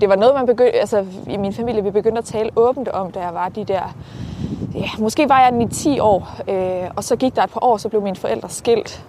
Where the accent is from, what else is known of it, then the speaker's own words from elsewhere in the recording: Herning, Central Denmark Region, Denmark; Jamen, jeg er vokset op øh, i Herning, lidt uden for Herning ja. primært. Jeg har boet rigtig, rigtig mange forskellige steder, men primært omkring Herning-området